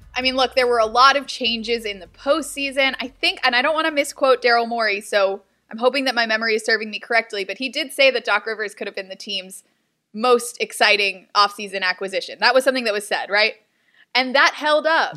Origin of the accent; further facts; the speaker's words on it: Houston, Texas, United States; now in Philadelphia, United States; I'm from Houston